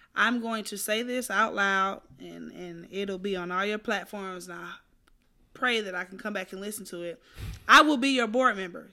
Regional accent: Atlanta, Georgia, United States; now in Houston, United States; from Southwest Atlanta, who moved to Houston

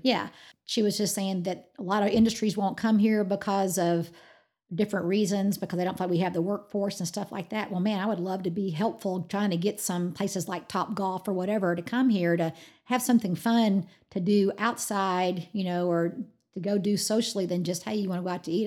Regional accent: Georgia, United States; now in Amarillo, United States; I'm from Georgia

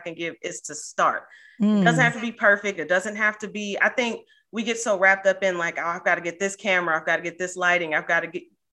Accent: Cincinnati, Ohio, United States; moved away as an adult; also born or lived in East Coast; I'm originally from Cincinnati and I'm unfortunately back here right now

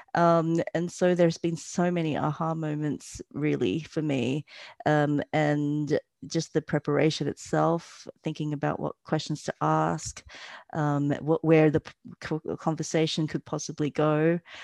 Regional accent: Australia; moved away as an adult; also born or lived in Malaysia; now in Berlin, Germany; I was born in Malaysia, um, and my family migrated to Australia when I was young.

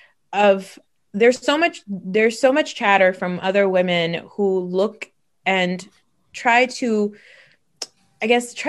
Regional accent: New Jersey, United States; I'm from New Jersey.

